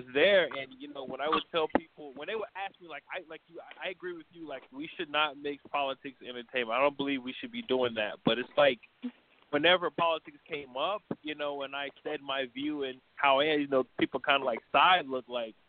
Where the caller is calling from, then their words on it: New York, United States; Hi, Deborah. … from New York.